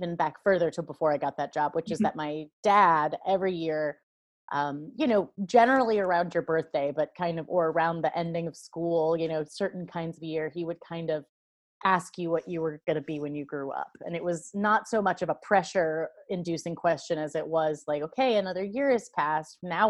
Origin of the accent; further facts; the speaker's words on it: Lawrence, Kansas, United States; I grew up in and around Lawrence, Kansas, which is liberal little college